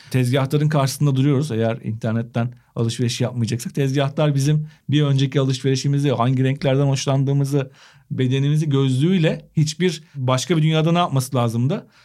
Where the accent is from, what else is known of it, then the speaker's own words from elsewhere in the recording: Turkey; Gerçek Türk'üm